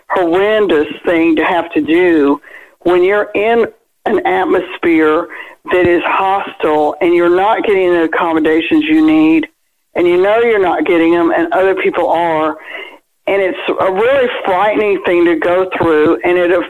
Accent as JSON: {"language": "English", "town": "Birmingham", "region": "Alabama", "country": "United States", "said": "I'm from Birmingham, Alabama"}